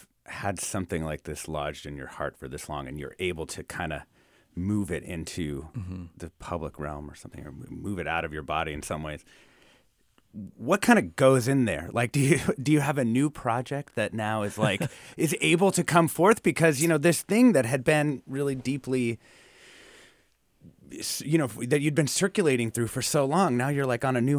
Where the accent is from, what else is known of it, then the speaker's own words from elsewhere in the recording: Philadelphia, Pennsylvania, United States; reminds me so much of my own teen years growing up in West Philadelphia in the mid and late 1980s.